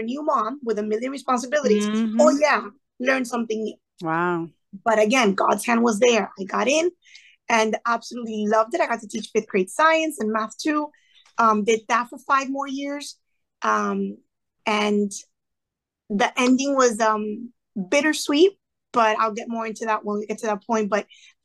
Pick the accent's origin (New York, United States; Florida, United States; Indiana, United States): Florida, United States; Sweetwater; first language Spanish; English is a second language; I was born and raised in Sweetwater, to be specific, went to college at FIU. Like I stayed within a 5 mile radius of my neighborhood